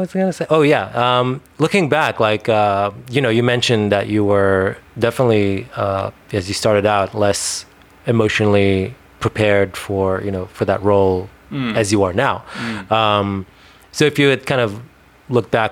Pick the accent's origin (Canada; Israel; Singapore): Israel; first language Hebrew; English is a second language; moved away; I grew up in Israel and I spoke mostly Hebrew as a kid.